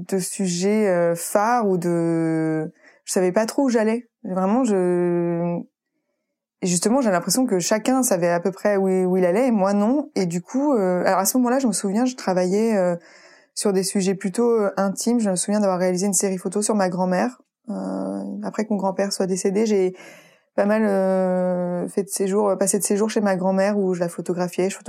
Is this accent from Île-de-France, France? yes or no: yes; Île-de-France, France; donc je venais de Paris en plus, enfin de banlieue parisienne